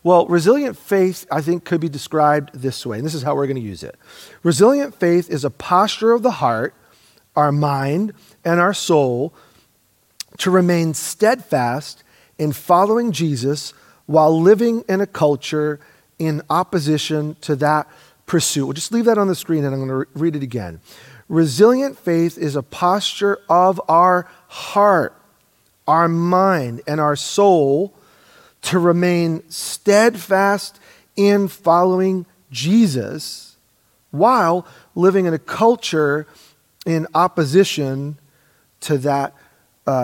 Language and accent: English; United States; also born or lived in Oregon; born and raised in America